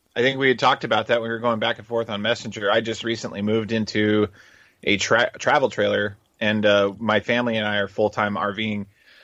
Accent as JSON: {"language": "English", "town": "Gilbert", "region": "Arizona", "country": "United States", "said": "and I come from Gilbert, Arizona, and we're already in Tennessee at the moment."}